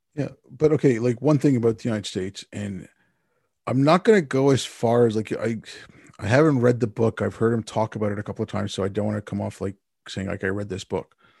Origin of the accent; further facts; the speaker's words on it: Montreal, Quebec, Canada; I grew up in Montreal